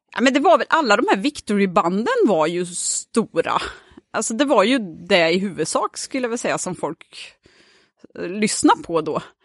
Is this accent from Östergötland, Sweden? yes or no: yes; Söderköping, Östergötland, Sweden; jag är ju från Söderköping